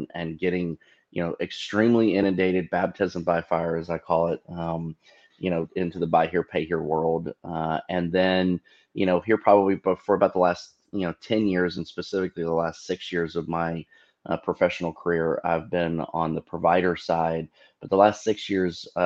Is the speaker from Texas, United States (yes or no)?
yes; McKinney, Texas, United States; normally when I tell people where I'm from, I just say I'm from Dallas, Texas, because they don't always know where McKinney is